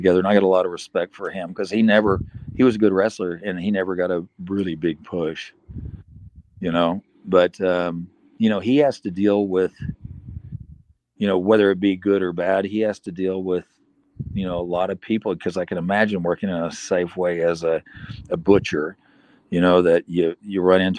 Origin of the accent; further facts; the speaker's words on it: South Africa; I'm a South African citizen and thought of as a good guy that did charity work and did a lot for the community.